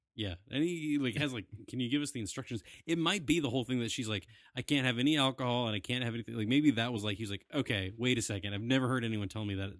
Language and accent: English; Southwest Virginia, United States; We are from Southwest Virginia